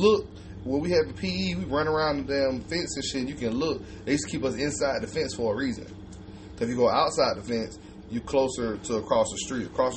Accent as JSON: {"language": "English", "town": "Albany", "region": "Georgia", "country": "United States", "said": "I'm from Albany, Georgia. We didn't have what they call recess"}